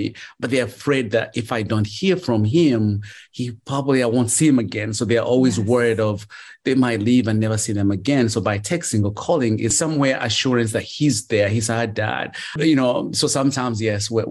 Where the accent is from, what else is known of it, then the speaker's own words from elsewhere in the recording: Uganda; moved away; I grew up in Uganda and I became a street kid